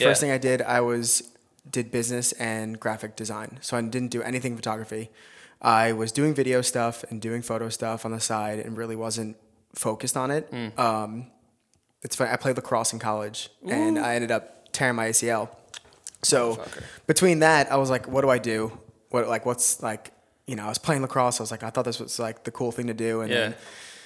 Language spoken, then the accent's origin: English; New Jersey, United States; I'm from Jersey